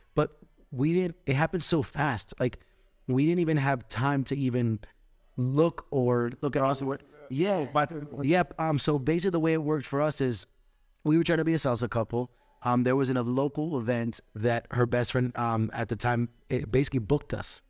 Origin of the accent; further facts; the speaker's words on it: Orlando, Florida, United States; also born or lived in Puerto Rico; I was born in Puerto Rico. Um, I was raised in Orlando, Florida